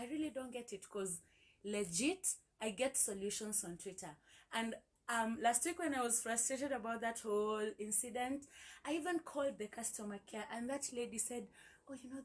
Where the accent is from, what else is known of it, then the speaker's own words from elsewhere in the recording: Kenya; my experiences and my frustrations as a Kenyan